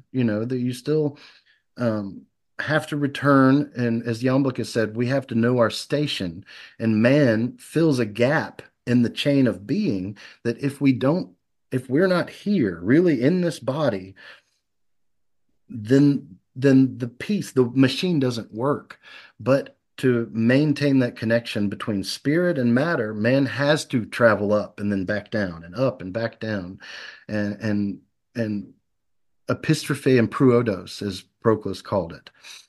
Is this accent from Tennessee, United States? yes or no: yes; Memphis, Tennessee, United States; born there; now in Tupelo, United States; I was born in Memphis, and my wife was born here in Tupelo. And so when I moved here, it was to to be with her.